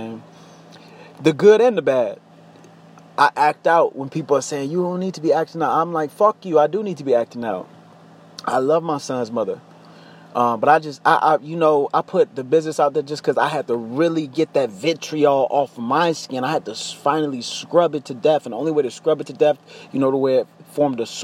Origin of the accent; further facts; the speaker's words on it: United States; I am an American. I live in America